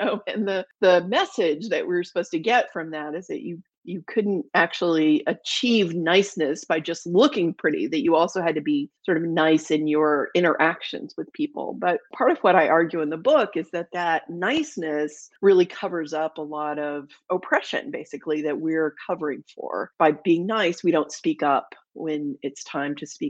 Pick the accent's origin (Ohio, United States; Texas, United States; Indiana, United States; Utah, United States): Texas, United States; I was raised in the South. I grew up in Texas